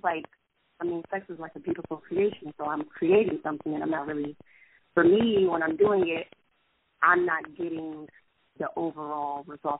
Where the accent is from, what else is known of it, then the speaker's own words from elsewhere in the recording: Middletown, Ohio, United States; also born or lived in Lebanon, Ohio; now in Dayton, United States; I have lived in Dayton for 2 years. I was born here, but I grew up in Lebanon in Middletown, Ohio.